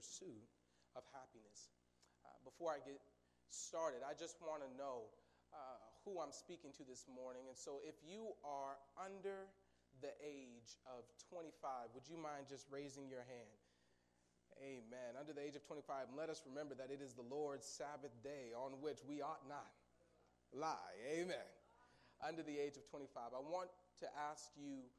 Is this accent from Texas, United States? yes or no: no; Seattle, Washington, United States; moved away; also born or lived in St. Joseph, Missouri / Atchison, Kansas; I'm originally from Seattle, Washington